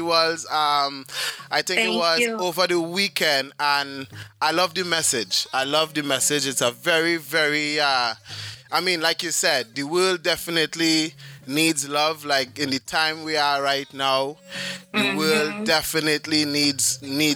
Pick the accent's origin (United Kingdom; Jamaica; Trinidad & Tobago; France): Trinidad & Tobago; I grew up in Trinidad